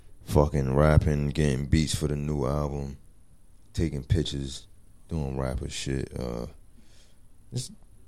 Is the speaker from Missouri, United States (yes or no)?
no; Maryland, United States; I'm from Maryland